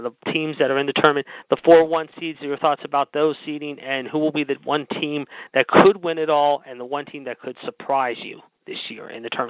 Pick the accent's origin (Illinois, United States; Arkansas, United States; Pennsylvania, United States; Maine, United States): Pennsylvania, United States; Pittsburgh; Raw is War is in my hometown this week of the Steel City of Champions, if you will, Pittsburgh, Pennsylvania.